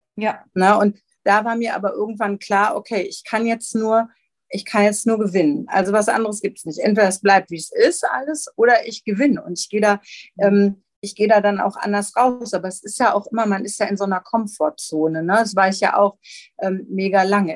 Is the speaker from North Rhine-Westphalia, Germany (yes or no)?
yes; Gelsenkirchen, North Rhine-Westphalia, Germany; moved away as an adult; now in Rheinberg, Germany; komme gebürtig aus Gelsenkirchen ähm, und bin dann hier am Niederrhein gelandet, in Rheinberg